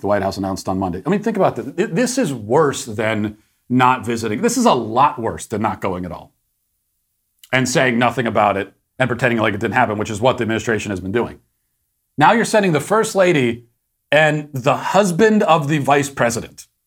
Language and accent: English; United States; as an American